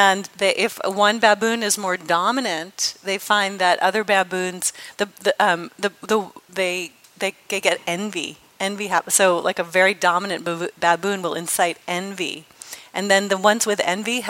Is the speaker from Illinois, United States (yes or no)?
no; Los Angeles, California, United States; I'm from Los Angeles, which I am